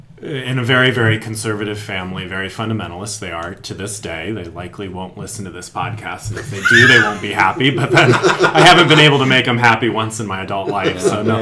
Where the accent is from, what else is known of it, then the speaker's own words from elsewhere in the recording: Appalachian Mountains of Pennsylvania, United States; moved away; I was raised in the Appalachian Mountains of Pennsylvania, northeastern, almost central, the very end of the Appalachians, which is it's a different world.